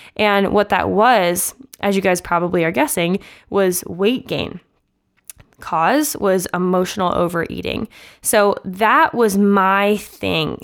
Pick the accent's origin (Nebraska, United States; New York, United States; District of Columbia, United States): Nebraska, United States; Omaha; moved away; Growing up in Omaha, Nebraska, which is where I'm from